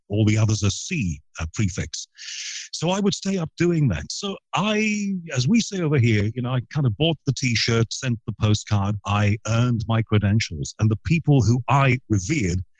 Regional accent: Liverpool, North West England, United Kingdom; I was a kid from Liverpool and I was born in the wake of the … era. So the focus of the world was Liverpool. Now, I've got to tell you that Liverpool was a very, very special place to be born and brought up.

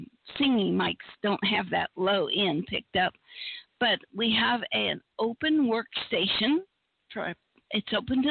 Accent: Appalachia, United States; I was raised in Appalachia, where we had no electricity, no TV, no anything

